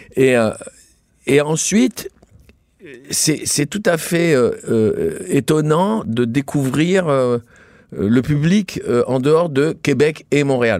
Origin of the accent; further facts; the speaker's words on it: Tunisia; now in France; Je viens, je suis né en Tunisie, je suis arrivé en France.